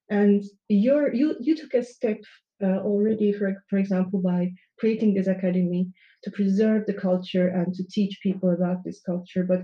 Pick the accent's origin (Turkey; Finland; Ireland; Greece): Turkey; moved away; I come from Turkey